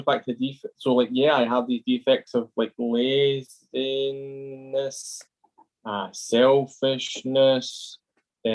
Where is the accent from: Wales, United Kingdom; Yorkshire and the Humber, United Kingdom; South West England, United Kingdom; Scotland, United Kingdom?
Scotland, United Kingdom; Glasgow; I am originally from Glasgow, and so like my dad's an alcoholic, and all through my life growing up